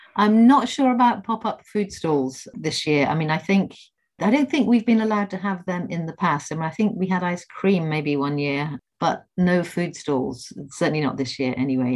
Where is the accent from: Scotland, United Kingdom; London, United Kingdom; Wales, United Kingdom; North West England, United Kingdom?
North West England, United Kingdom; Liverpool; I'm from Liverpool